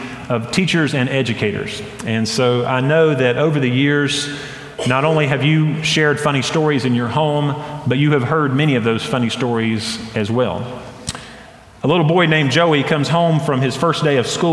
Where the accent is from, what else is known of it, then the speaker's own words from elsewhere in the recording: Hendersonville, North Carolina, United States; growing up in Hendersonville, North Carolina, I went to a private school from kindergarten to sixth grade